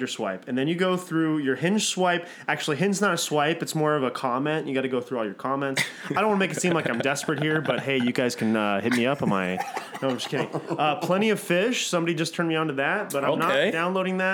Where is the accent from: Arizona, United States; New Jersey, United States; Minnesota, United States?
Arizona, United States; Mesa; moved away as an adult; I'm from Mesa, Arizona.